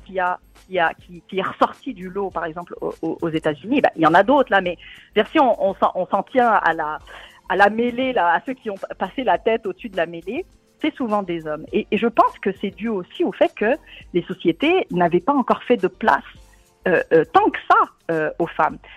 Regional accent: Tunisia; moved away; mon pays d'origine, la Tunisie

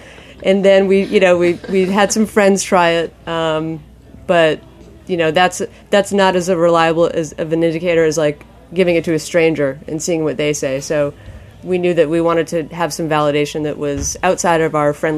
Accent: Maine, United States; born or raised there

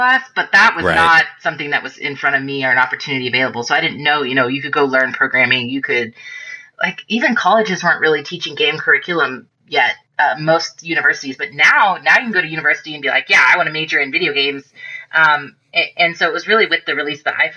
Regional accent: Nashville, Tennessee, United States; moved away as an adult; also born or lived in New Mexico; now in Atlanta, United States; I'm originally from Nashville, Tennessee

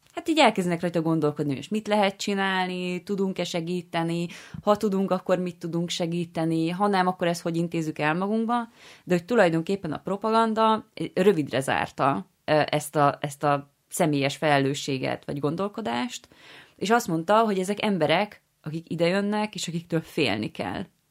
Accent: Győr, Győr-Moson-Sopron, Hungary; moved away; én alapvetően győri származású vagyok

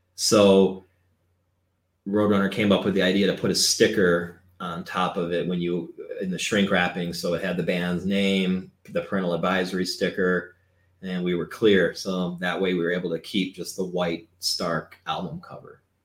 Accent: Cleveland, Ohio, United States; We're from Cleveland

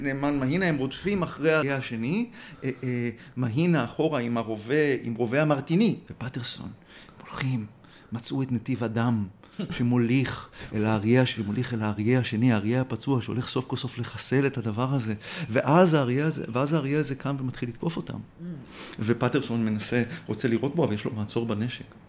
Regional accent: Tel Aviv, Tel Aviv District, Israel; כתל אביבי צעיר

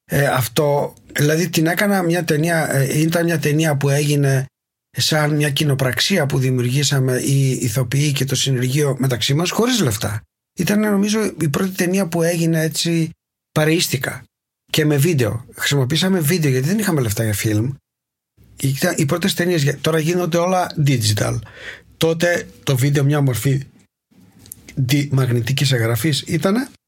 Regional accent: Greece; moved away as an adult; now in Berlin, Germany; Έφυγα από την Ελλάδα μαζί με την Ρενάτη, την τότε γυναίκα μου, που, που ήταν η Γερμανίδα, την γνώρισα στην Έγινα. Ε, και ήθελε και αυτή να φύγει οπότε το συζητήσαμε και είπαμε ωραία πάμε Βερολίνο

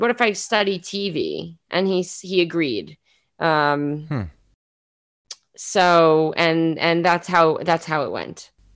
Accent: New York City, New York, United States; moved away as an adult; now in Israel; I am from South Queens, New York City. Uh, I've been living in Israel for somewhere between two and three years

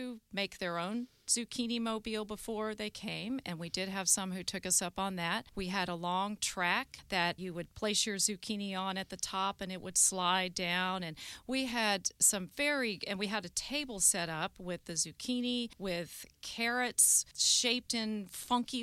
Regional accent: Pontotoc, Mississippi, United States; I'm from Pontotoc. I'm a native.

